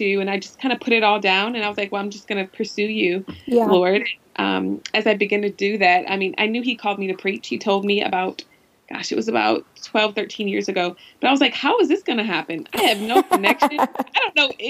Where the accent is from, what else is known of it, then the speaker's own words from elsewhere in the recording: Brooklyn, Michigan, United States; I grew up in Brooklyn, Michigan, a really tiny town with about 23 sisters and brothers